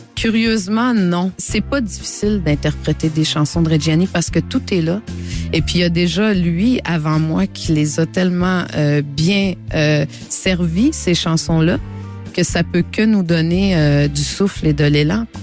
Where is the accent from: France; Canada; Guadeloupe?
Canada; Quebec; chez moi, au Québec